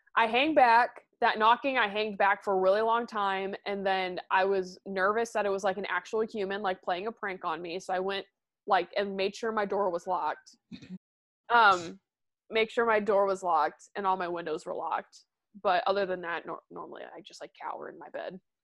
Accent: Midwest, United States; I'm from the Midwest

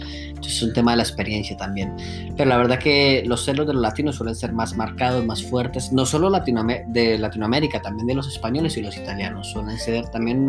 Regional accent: Colombia; now in Germany; no dejo de ser tan colombiano

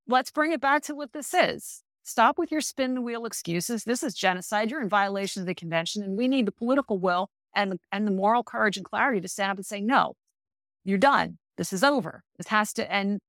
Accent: United States; as an American

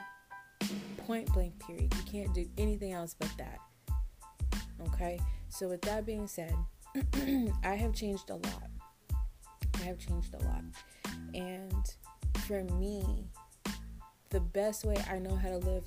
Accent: Tampa, Florida, United States; also born or lived in Dallas, Texas; come back home to my hometown, Tampa, Florida

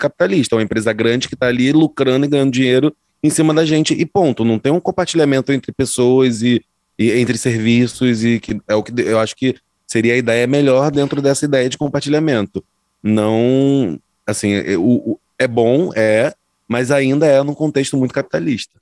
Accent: Zona Norte, Rio de Janeiro, Brazil

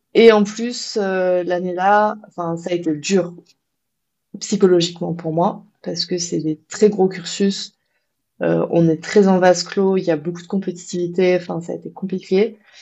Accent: France; chez nous, en France

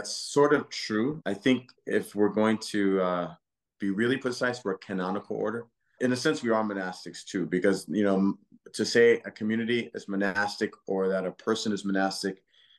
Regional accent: Louisiana, United States; and three are from Texas, and I'm from Louisiana.

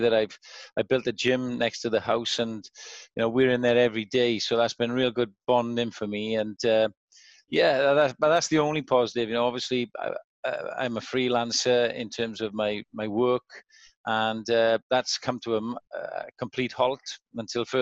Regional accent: Cwmavon, Wales, United Kingdom; I was born and raised in a village called Cwmavon, which is up the Avon Valley

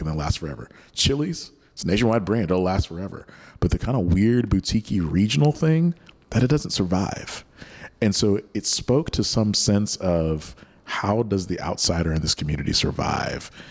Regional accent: Oklahoma, United States; moved away as an adult; now in South Bay, California, United States; grew up in Oklahoma

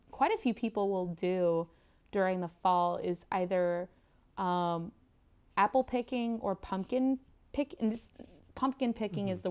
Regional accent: United States; I yeah, I'm an American. I did not grow up really with Thanksgiving, um, and even in my family, when we would go back and visit family in the States

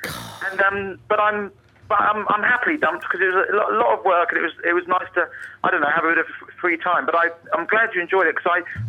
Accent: Richmond, London, United Kingdom; I'm from Richmond in Surrey.

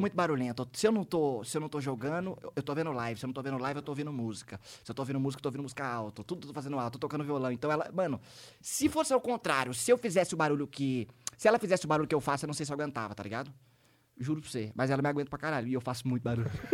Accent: Taubaté, São Paulo, Brazil; eu sou de Taubaté, mas minha família inteira, pai e mãe, são de Paraitinga

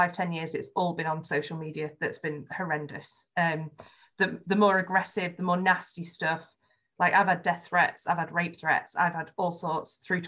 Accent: Yorkshire and the Humber, United Kingdom; accent: Yorkshire; my Yorkshire accent

